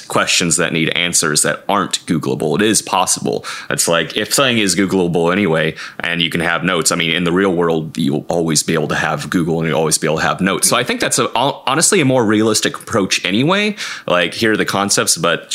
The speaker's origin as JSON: {"language": "English", "region": "Wisconsin", "country": "United States", "said": "I'm from Wisconsin"}